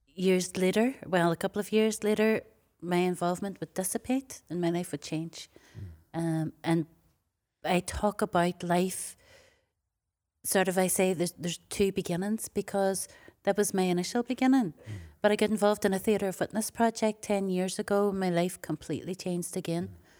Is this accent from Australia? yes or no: no; Derry, Northern Ireland, United Kingdom; also born or lived in Wales; I'm from Derry.